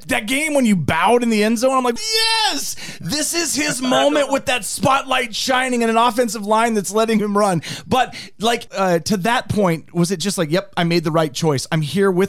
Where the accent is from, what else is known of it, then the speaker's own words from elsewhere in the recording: Seattle, Washington, United States; now in Nebraska, United States; I'm originally from Seattle